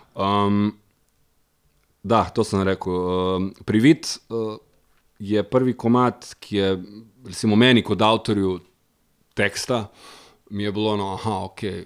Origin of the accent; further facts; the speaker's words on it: Vinica, White Carniola, Slovenia; Zmeraj smo rekli, smo iz Vinice, smo iz Bele krajine.